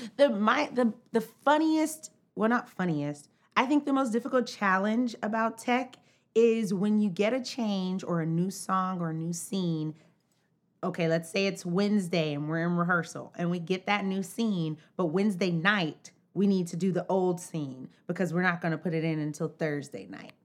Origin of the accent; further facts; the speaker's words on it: College Park, Georgia, United States; moved away as an adult; now in New York, United States; I'm from Atlanta, Georgia